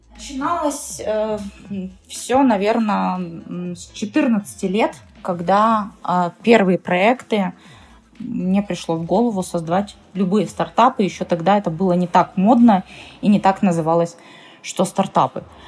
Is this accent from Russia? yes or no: yes; Perm, Perm Krai, Russia; я сама из Перми